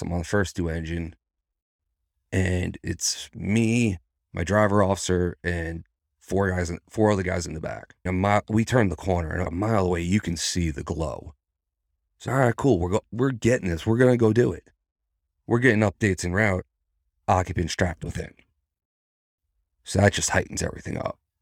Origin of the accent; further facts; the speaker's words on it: New York, United States; moved away as an adult; now in Virginia, United States; I'm a New Yorker.